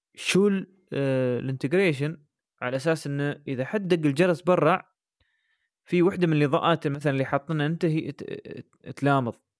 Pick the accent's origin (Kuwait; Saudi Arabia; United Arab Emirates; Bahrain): United Arab Emirates; عندنا في الامارات مش موجود